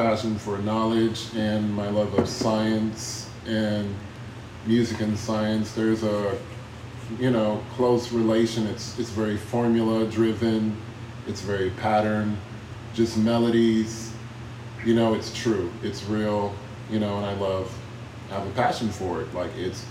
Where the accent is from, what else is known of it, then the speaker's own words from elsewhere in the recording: Austin, Texas, United States; I am from Austin, Texas, the east side, born and raised. And, well, no, I was raised on the south part of Austin